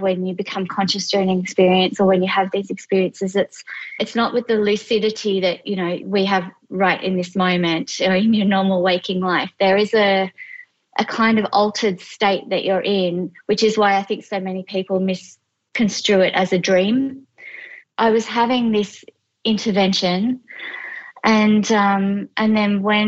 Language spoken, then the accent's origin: English; regional New South Wales, Australia; moved away as an adult; also born or lived in London; I am Australian and I'm 46 years old. I grew up in regional New South Wales.